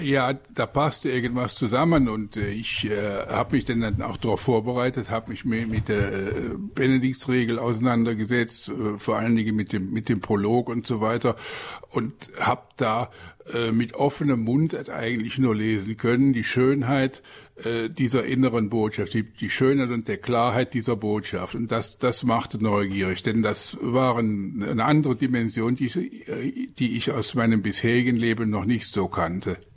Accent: Aachen, North Rhine-Westphalia, Germany; moved away as an adult; now in Lower Rhine, Germany; Ich komme ja aus Aachen

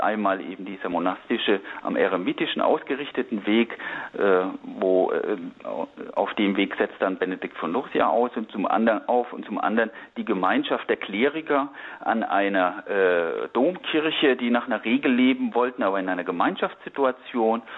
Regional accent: Lower Franconia near Würzburg, Bavaria, Germany; now in Berlin, Germany; ich bin im katholischen Unterfranken bei Würzburg aufgewachsen

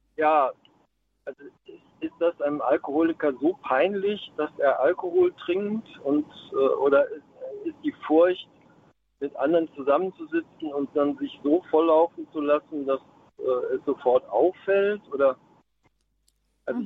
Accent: Mannheim, Baden-Württemberg, Germany

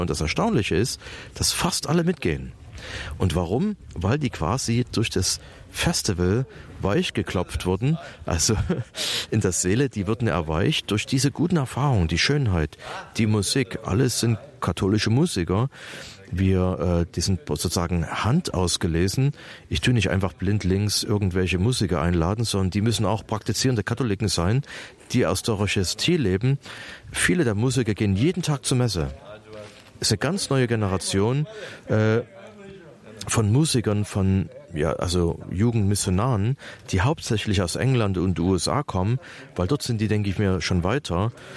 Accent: East Germany, Germany; wir sind ja aus der Ostzone hier

